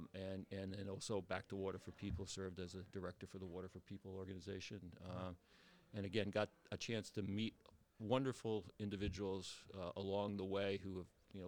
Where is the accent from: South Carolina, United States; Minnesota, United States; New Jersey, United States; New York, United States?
New Jersey, United States; moved away as an adult; now in New Hampshire, United States; I was raised in New Jersey, and I went to Rutgers College of Engineering